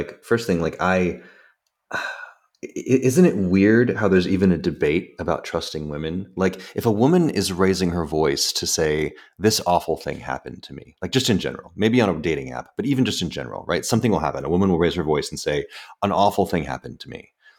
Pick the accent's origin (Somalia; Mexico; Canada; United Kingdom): United Kingdom; Scotland; now in San Francisco, United States; I'm a Scot. I'm in San Francisco.